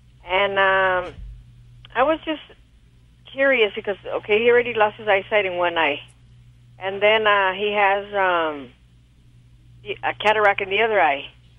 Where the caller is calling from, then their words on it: Montebello, California, United States; California, Montebello, California.